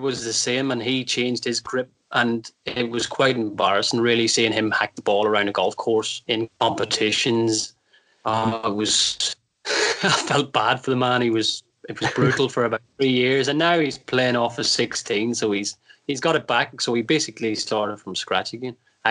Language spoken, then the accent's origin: English; Northern Ireland, United Kingdom; now in England; So grew up in Northern Ireland, as you might have guessed by my very soft accent.